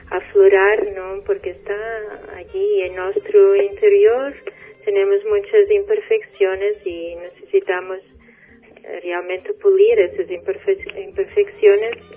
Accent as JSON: {"language": "Spanish", "country": "Portugal", "tie": "born or raised there", "first_language": "Portuguese", "second_language": "Spanish"}